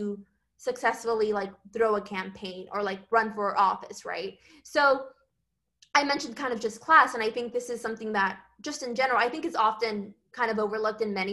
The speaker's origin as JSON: {"language": "English", "town": "Los Angeles", "region": "California", "country": "United States", "tie": "born or raised there", "moved": "as an adult", "said": "I hail from East LA, which is like a really homogeneous society"}